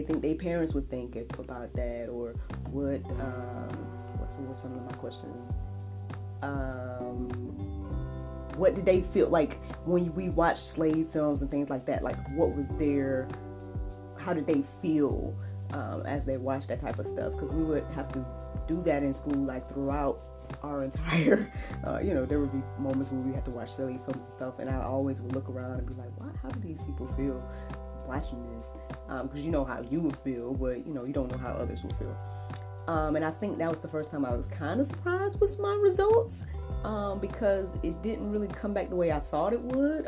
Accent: Jackson, Georgia, United States; I grew up here in Georgia

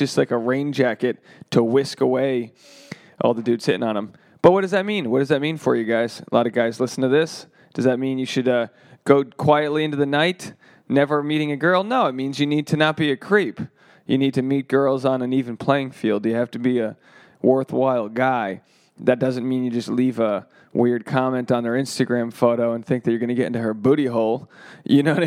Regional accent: Rhode Island, United States; now in Los Angeles, United States; I'm a comedian from Rhode Island. I live in Los Angeles

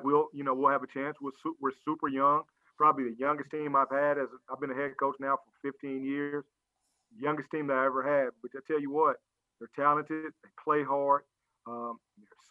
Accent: Los Angeles, California, United States; now in Memphis, United States; being a Southern California guy, I played ball, and I'm from Los Angeles

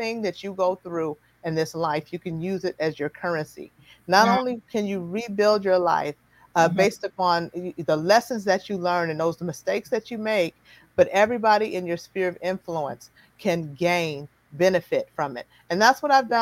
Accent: Chicago, Illinois, United States; moved away; I'm from Chicago.

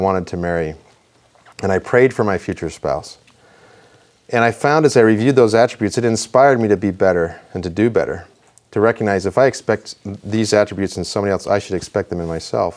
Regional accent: Rexburg, Idaho, United States; I grew up in Idaho. I grew up in Rexburg.

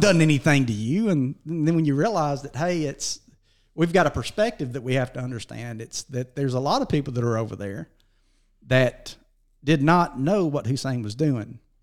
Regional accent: Dora, Alabama, United States; also born or lived in Sumiton; we were born and raised around Dora, Walker County, and uh, graduated out of Dora High School barely

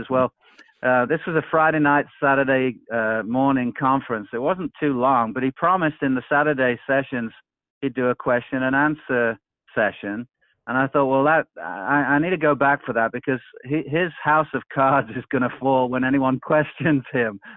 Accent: England, United Kingdom; now in Peoria, United States; I'm originally from England and live now in the United States

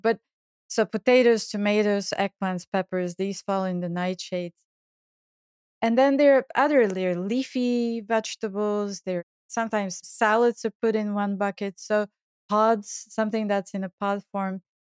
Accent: Bulgaria; moved away; I grew up in Bulgaria

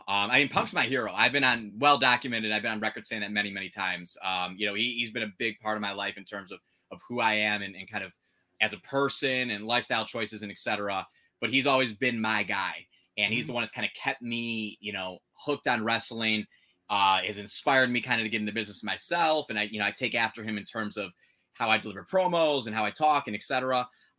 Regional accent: Chicago, Illinois, United States; You know, I'm from Chicago and, you know, there's a lot of history in wrestling here

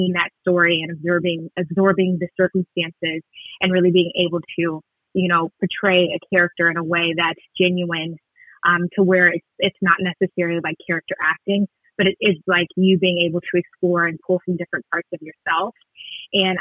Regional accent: Houston, Texas, United States; moved away as an adult; also born or lived in New York City; I'm originally from Houston, Texas, born and raised, and I moved to New York City when I was 18

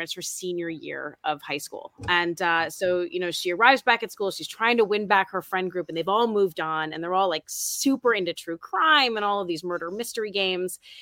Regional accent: New York City, New York, United States; I'm from New York City

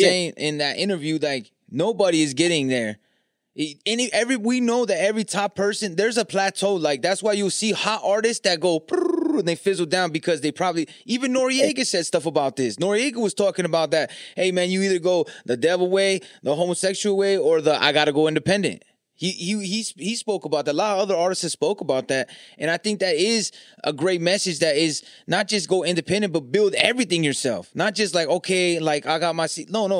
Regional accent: California, United States; I'm from Cali

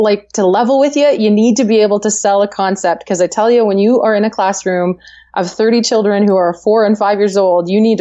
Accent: Langley, British Columbia, Canada; I live in Langley, BC. Yeah, I actually born and raised in Langley.

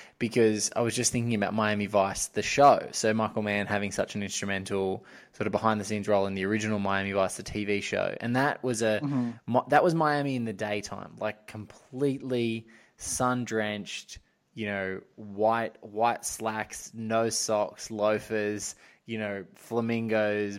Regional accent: beachside town an hour north of Sydney, New South Wales, Australia; I grew up in like a beachside town about an hour north of Sydney

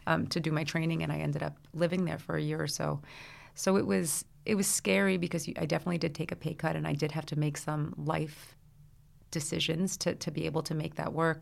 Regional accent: Brooklyn, New Jersey, United States; I grew up in the Brooklyn, New Jersey area. So I was born in Brooklyn. I went to school in New Jersey

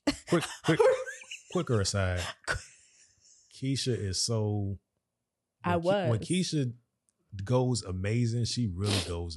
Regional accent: Jamaica; I'm from Yard.

